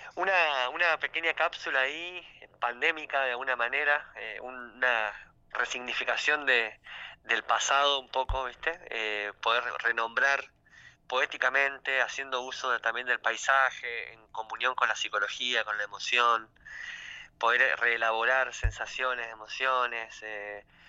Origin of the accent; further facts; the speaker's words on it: Tierra del Fuego, Argentina; yo vengo de Tierra del Fuego